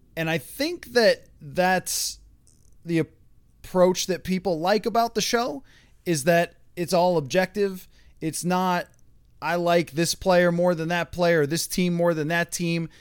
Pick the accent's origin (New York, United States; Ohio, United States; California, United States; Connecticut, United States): New York, United States; Buffalo; moved away as an adult; now in Minnesota, United States; I grew up in Buffalo and got a journalism degree there